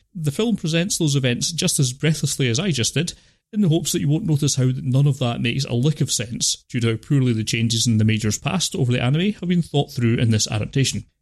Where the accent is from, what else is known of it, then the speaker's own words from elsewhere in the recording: United Kingdom; I'm British